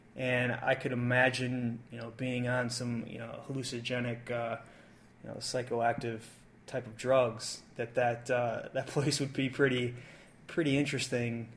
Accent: United States; I'm not French. I'm American

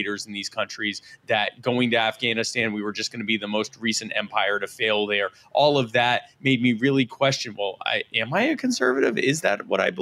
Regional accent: Myrtle Beach, South Carolina, United States; also born or lived in Baltimore, Maryland; living in Myrtle Beach as a child.

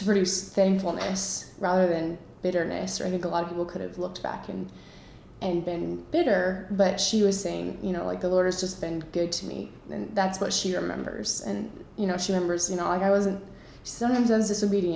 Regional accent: Colorado Springs, Colorado, United States; moved away as an adult; now in Pittsburgh, United States; I'm from Colorado Springs, Colorado. Right now I'm in Pittsburgh

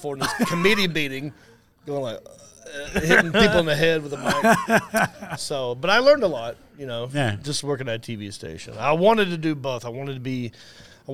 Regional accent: Hickory, North Carolina, United States; also born or lived in Raleigh, North Carolina; I'm from Hickory, North Carolina. Born and raised there

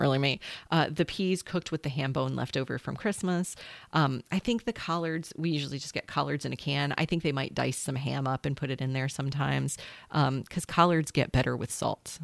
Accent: South Carolina, United States; I'm a South Carolinian

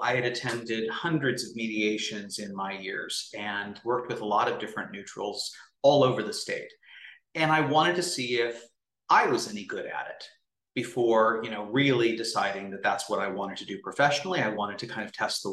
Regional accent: Bay Area, California, United States; moved away as an adult; also born or lived in Los Angeles; I grew up in the Bay Area. Prior to law school, that's where I had lived

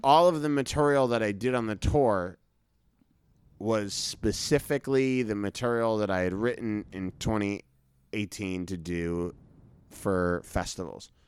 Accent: Brookline, Massachusetts, United States; grew up in Boston. I grew up in a part of Boston called Brookline

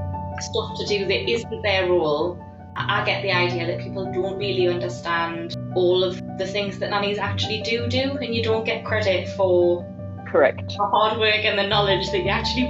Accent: United Kingdom; Well, I suppose that's good to know as a Brit that they're not particularly bad at it.

